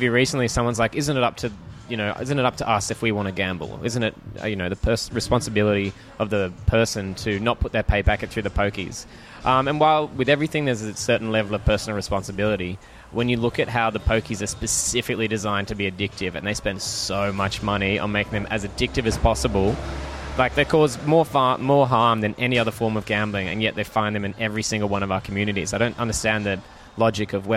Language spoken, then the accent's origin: English; Greenwich, New South Wales, Australia; I grew up in Greenwich